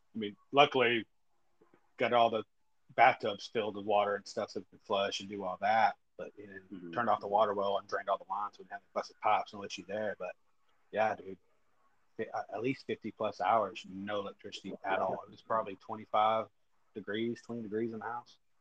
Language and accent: English; West Texas, United States; moved away; That's my hometown. That's my home area.